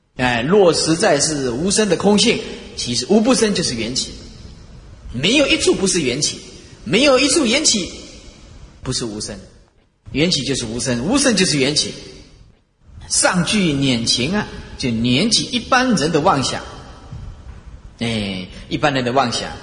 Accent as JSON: {"language": "Chinese", "country": "Taiwan", "said": "我们台湾话"}